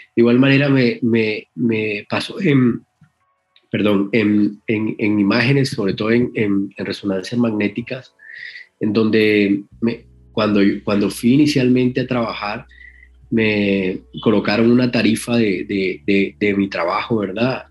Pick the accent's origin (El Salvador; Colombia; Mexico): Colombia; El Banco, Magdalena; also born or lived in Barranquilla; nací en el Banco Magdalena, pueblo del, del, del, Magdalena, muy, muy cerca a Santa Marta